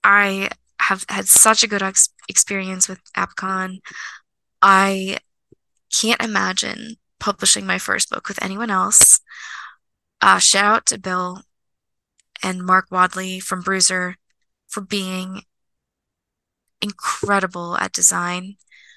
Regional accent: Moscow, Russia; born there; Like, I was born in Moscow, and like that statue is so sentimental.

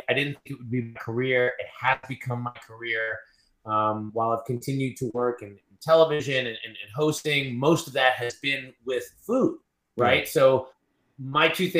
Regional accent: Long Island, New York, United States; moved away; where I grew up in Long Island

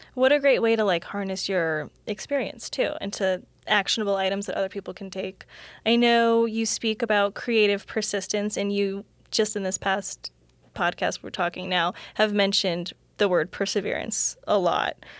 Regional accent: Florida, United States; I actually grew up in Florida

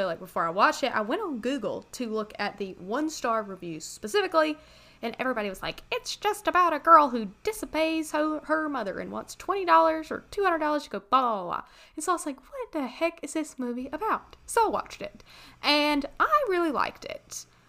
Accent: Canada; As I said, I'm from Canada.

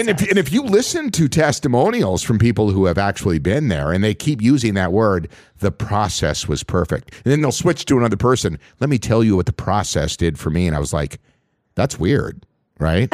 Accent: Voyageurs National Park, Minnesota, United States; the resorts that I worked at as a dock boy growing up in Voyagers National

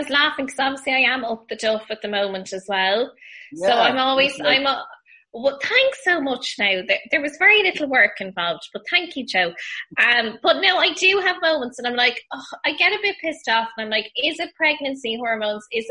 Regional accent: West Kerry, Munster, Ireland; also born or lived in Kildare; I'm a bit of a hybrid. So I would have spent a lot of time in Kildare and Kerry.

